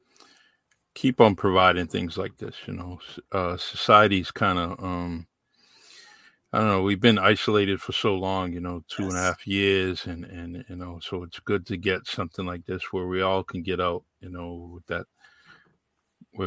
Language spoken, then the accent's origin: English; Massachusetts, United States; The one of the big companies in our in my hometown is Titleist. You know, Titleist is here